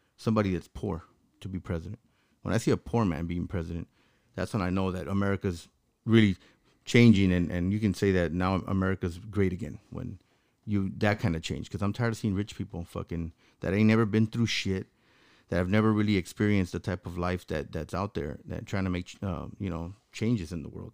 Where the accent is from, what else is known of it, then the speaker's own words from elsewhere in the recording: Los Angeles, California, United States; I grew up in South Central